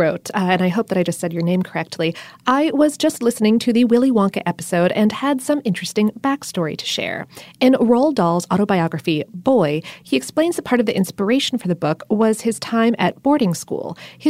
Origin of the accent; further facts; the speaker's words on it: Florida, United States; now in Atlanta, United States; I wasn't really introduced to them until I came to Atlanta. And so, therefore, even though I'm from South Florida and the North, I picked up the word crawfish because that's what everyone here calls them.